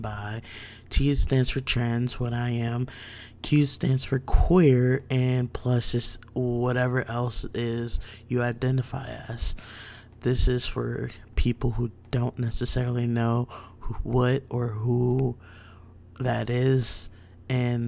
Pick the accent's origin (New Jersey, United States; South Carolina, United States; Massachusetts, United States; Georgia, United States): New Jersey, United States; now in Virginia Beach, United States; I'm from Jersey, but currently reside in Virginia Beach